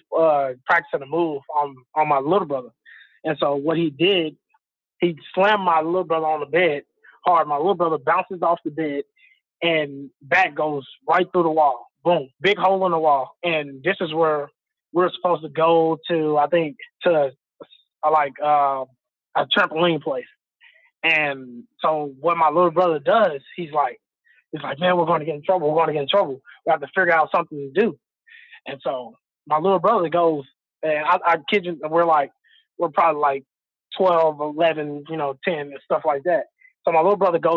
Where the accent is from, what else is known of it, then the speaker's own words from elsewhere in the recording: Texas, United States; growing up in Texas, it's just football, football, football